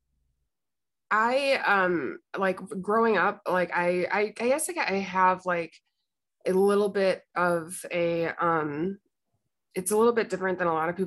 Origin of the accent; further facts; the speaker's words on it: Illinois, United States; I grew up in the Midwest in a small town in Illinois